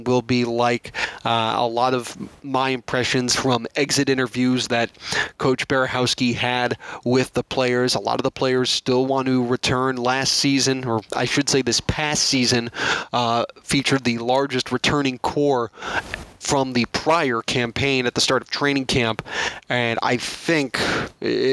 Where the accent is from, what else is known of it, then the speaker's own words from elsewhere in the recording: New York, United States; moved away as an adult; also born or lived in Boston, Massachusetts / California; now in Orlando, United States; I'm from New York, got my degree in print journalism from Emerson College in Boston, Massachusetts